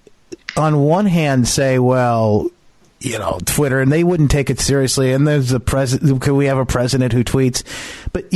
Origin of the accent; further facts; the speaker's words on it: Michigan, United States; my hometown where I'm at right now